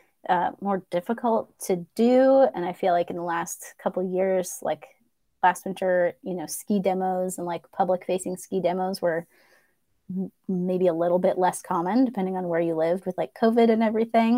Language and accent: English; East Coast, United States; I grew up on the East Coast